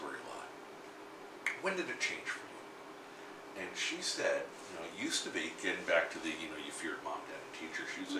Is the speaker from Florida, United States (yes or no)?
yes; South Florida, United States; born or raised there; also born or lived in New York